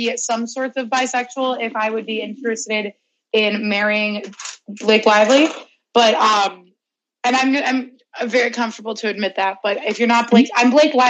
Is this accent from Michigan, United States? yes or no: no; Chicago, Illinois, United States; now in California, United States; I'm from Chicago.